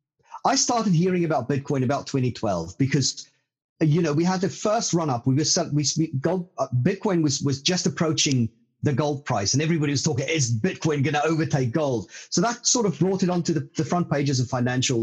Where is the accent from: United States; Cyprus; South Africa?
South Africa; now in London, United Kingdom; I grew up a stone's throw away from the South African gold fields in central South Africa